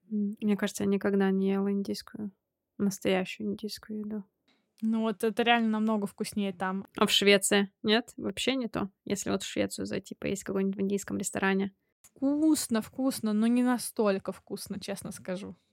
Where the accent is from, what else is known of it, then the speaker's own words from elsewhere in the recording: Saint Petersburg, Russia; Ну, хотя, блин, я из Питера, да.